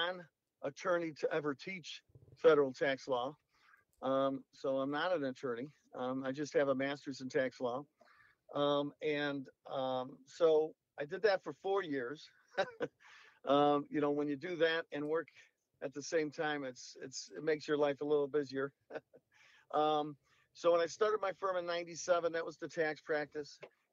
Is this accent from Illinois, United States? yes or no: yes; Chicago, Illinois, United States; Well, you know, my childhood years were mainly in the south side of Chicago. My dad was a bricklayer for a good part of his life.